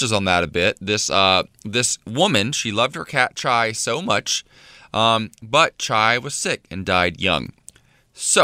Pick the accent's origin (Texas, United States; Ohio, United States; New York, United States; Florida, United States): Ohio, United States; I was raised in Ohio